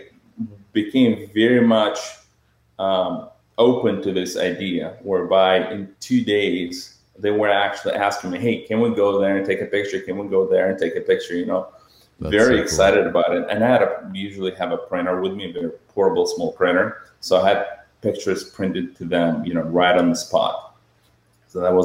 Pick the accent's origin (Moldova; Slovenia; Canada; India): Moldova; moved away as an adult; my home country, Moldova. My family still lives there